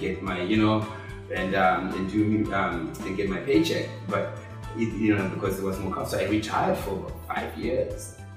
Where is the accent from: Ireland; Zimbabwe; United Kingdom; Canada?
Zimbabwe; moved away as an adult; now in Austin, United States; I'm an immigrant, I'm a foreign person, I was born in Zimbabwe